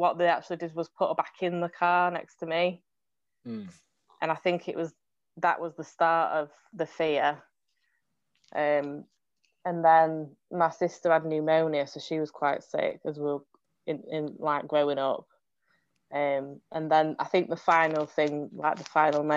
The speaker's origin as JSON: {"language": "English", "region": "England", "country": "United Kingdom", "said": "I'm from England"}